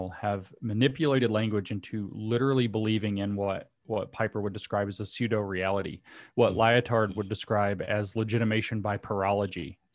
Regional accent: the South, United States; I'd make a joke about me being a Southerner

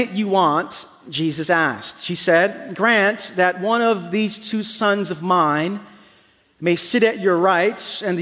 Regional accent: New York City, New York, United States; I grew up in the East New York section of Brooklyn

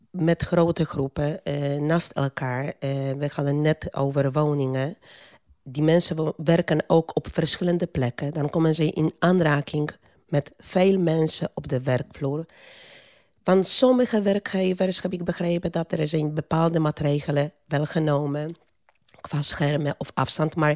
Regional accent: Poland; Dutch is a second language; now in Netherlands; Eh, ik kom uit Polen. Ik ben al 30 jaar in Nederland.

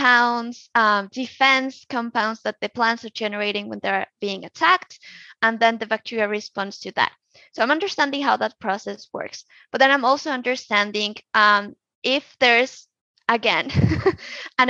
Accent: Colombia; now in United States; my home country

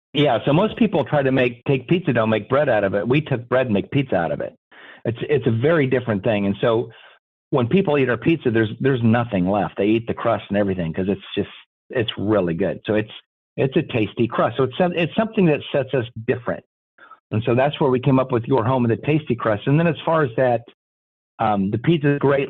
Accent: Des Moines, Iowa, United States; I grew up here in Des Moines

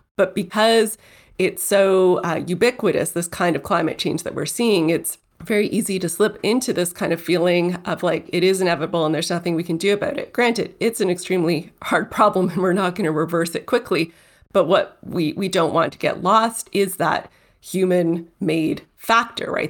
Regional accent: Toronto, Ontario, Canada; Toronto. That's my hometown

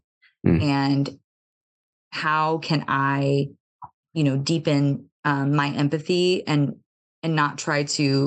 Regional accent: United States; growing up in America

